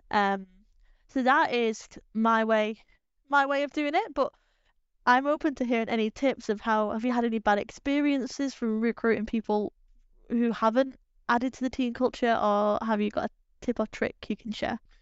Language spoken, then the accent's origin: English; England, United Kingdom; we're English